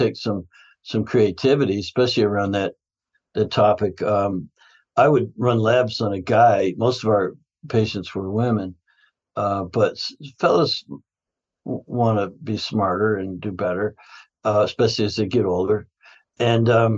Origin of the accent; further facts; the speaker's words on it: Canada; I grew up in Canada